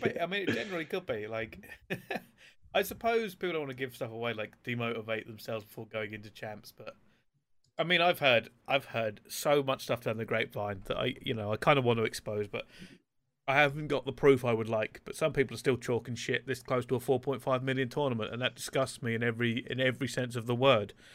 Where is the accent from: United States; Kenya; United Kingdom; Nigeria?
United Kingdom; England; We're all from England